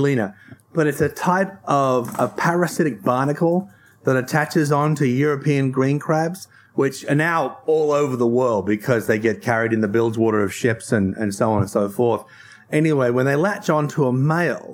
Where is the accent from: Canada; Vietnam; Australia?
Australia; Tasmania; I come from Tasmania